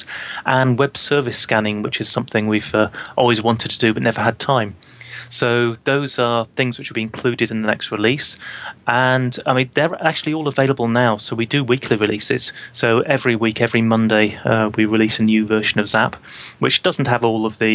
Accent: United Kingdom; I'm a Brit

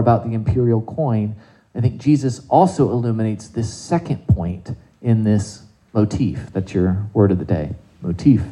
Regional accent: South Carolina, United States; I grew up in South Carolina

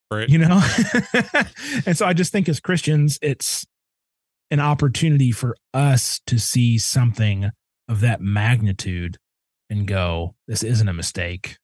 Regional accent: Midwest, United States; I'm a kid from the Midwest.

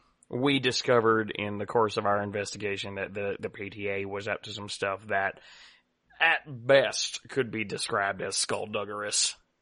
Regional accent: Guam; Yes, I come from Guam. Is that a problem? I'm a U.S. citizen.

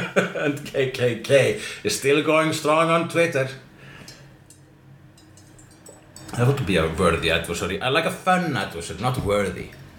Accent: Iceland; I'm Icelandic.

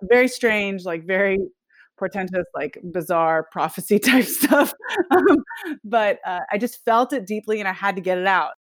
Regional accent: Nashville, Tennessee, United States; moved away as an adult; was born and raised in Tennessee, in Nashville, and then I left in nineteen ninety-seven

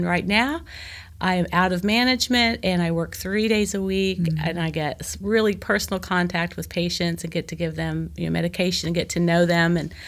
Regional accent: Joplin, Missouri, United States; I'm from the Midwest. I'm from Joplin, Missouri. I'm from, you know, the Corn Belt.

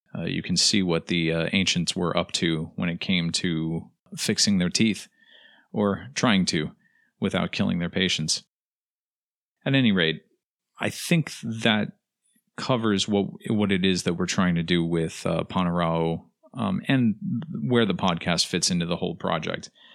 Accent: United States

